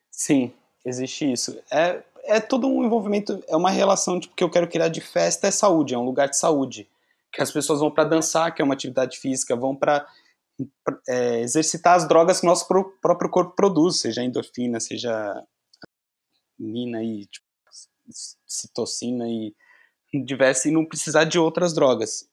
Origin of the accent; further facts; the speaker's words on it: São Paulo, Brazil; now in Porto, Portugal; Eu sou de São Paulo, sou de São Paulo